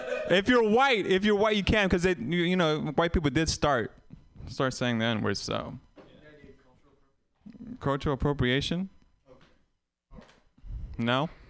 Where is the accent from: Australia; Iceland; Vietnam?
Vietnam; I'm I'm Vietnamese and I tell people I was born in Vietnam. And I haven't been back.